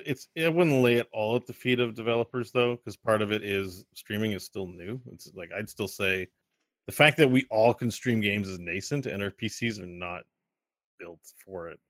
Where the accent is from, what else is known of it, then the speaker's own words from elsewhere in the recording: Quebec, Canada; I'm from Quebec